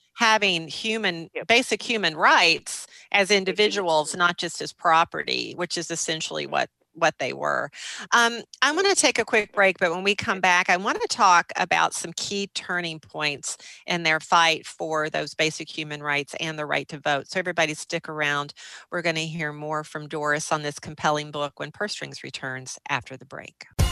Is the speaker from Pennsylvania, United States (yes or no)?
no; Minnesota, United States; also born or lived in Excelsior, Minnesota; a fellow Minnesotan